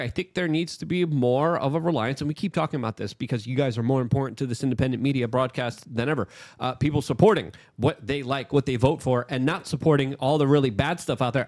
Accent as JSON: {"language": "English", "region": "New York", "country": "United States", "said": "I'm a New Yorker"}